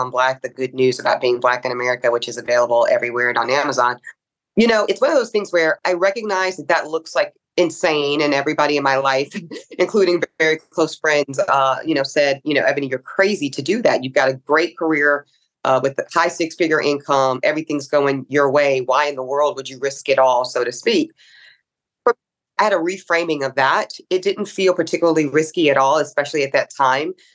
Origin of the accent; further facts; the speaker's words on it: the American South, United States; a Black woman growing up in the American South